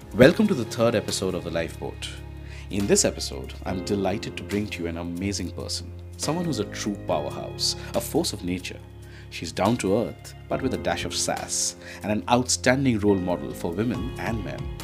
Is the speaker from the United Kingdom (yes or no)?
no; Kolkata, West Bengal, India; I was born and brought up in Calcutta.